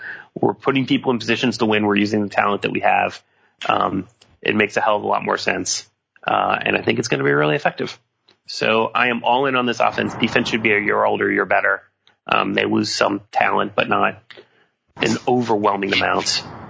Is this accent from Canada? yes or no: yes; Canada; I'm very Canadian. My fellow Canadian.